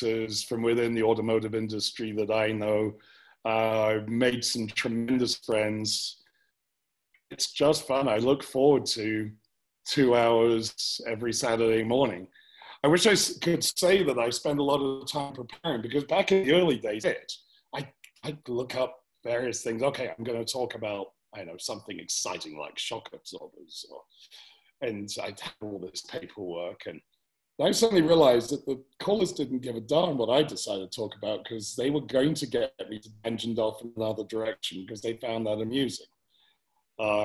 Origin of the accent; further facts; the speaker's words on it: England, United Kingdom; also born or lived in United States; now in Cheyenne, United States; me as an Englishman